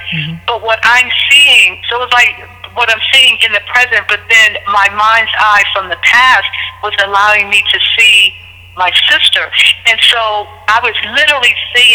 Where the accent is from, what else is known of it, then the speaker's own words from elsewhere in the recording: Pittsburgh, Pennsylvania, United States; moved away as an adult; also born or lived in Trenton, New Jersey; I was born and raised in Pittsburgh, but I left Pittsburgh in 1988 after I, you know, went to college